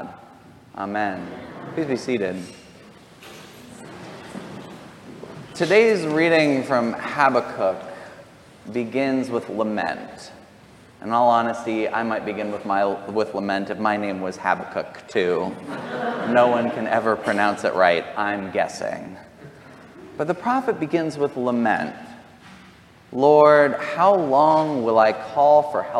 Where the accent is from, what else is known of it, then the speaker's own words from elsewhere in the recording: near Columbine, Jefferson County, Colorado, United States; I grew up near Columbine.